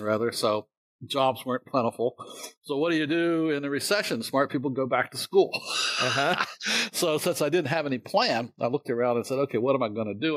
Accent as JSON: {"language": "English", "town": "Winchester", "region": "Virginia", "country": "United States", "tie": "born or raised there", "said": "I grew up in uh, Winchester, Virginia, which is at the northern end of the uh, Shenandoah Valley"}